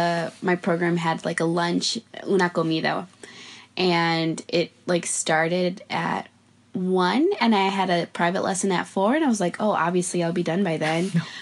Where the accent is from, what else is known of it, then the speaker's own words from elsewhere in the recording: United States; moved away as an adult; now in Madrid, Spain; as an American